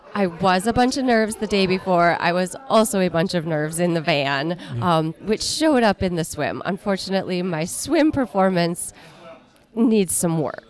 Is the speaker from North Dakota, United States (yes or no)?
yes; Minot, North Dakota, United States; I am from Minot, North Dakota